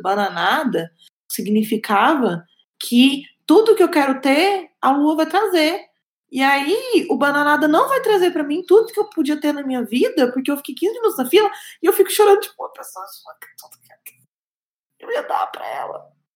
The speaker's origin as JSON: {"language": "Portuguese", "town": "Goiânia", "region": "Goiás", "country": "Brazil", "said": "eu sou de Goiânia, de Goiás"}